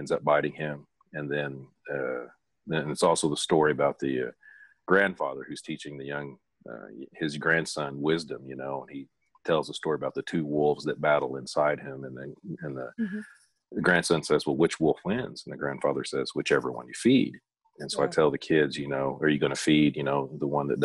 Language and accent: English; Tahlequah, Oklahoma, United States